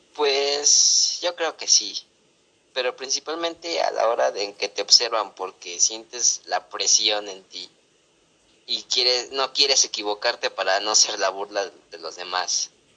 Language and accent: Spanish; Mexico City, Mexico; nací en la Ciudad de México